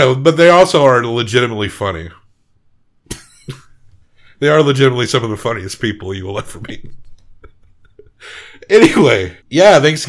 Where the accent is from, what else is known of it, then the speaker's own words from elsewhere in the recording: rural Massachusetts, United States; I grew up in the sticks. My accent's not super thick either.